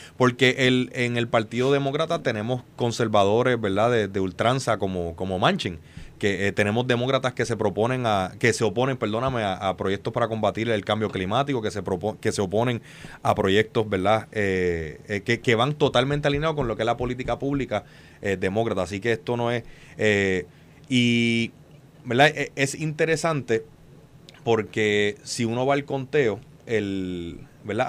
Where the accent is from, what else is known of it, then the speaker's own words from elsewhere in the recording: Puerto Rico; como puertorriqueño